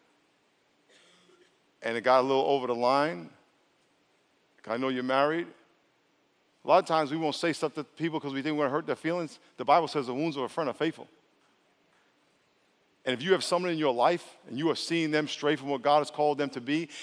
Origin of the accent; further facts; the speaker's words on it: New York, United States; I'm from New York